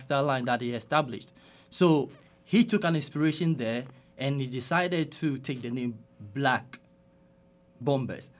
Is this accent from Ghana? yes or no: yes; Accra, Greater Accra, Ghana; moved away as an adult; also born or lived in Jamestown, Accra / Fayetteville, Arkansas, United States; now in Northwest Arkansas, United States; I grew up in Accra